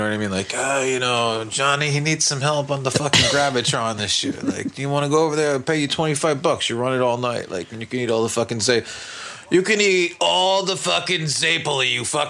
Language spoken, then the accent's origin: English; West Orange, New Jersey, United States; growing up in West Orange